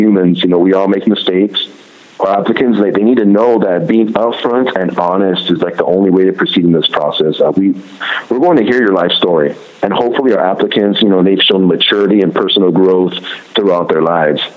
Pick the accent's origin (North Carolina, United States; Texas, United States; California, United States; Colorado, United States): California, United States; Compton; I grew up in the Compton, Linwood area